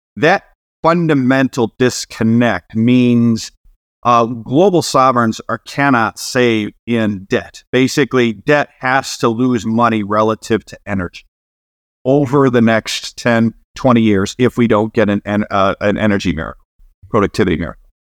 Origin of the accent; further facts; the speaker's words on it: Cleveland, Ohio, United States; I'm from Cleveland